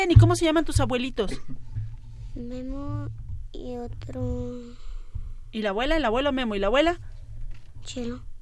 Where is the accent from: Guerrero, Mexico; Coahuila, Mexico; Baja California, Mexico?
Baja California, Mexico; Ensenada; De Ensenada. Ensenada, Baja California.